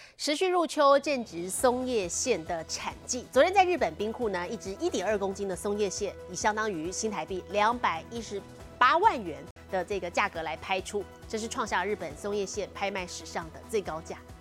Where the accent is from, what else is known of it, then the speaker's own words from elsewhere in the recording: Taiwan; 现在就连我们台湾人相当喜欢去旅游的南韩也被攻陷了